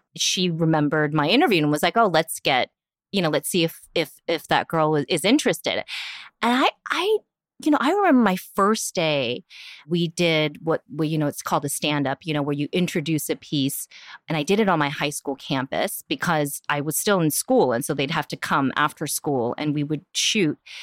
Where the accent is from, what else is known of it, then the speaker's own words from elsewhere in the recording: Union City, California, United States; English is a second language; also born or lived in Korea; I grew up in the East Bay, which is very different from San Francisco. You know, the East Bay is predominantly all immigrant communities, all, you know, communities of color, like, definitely where I grew up in Union City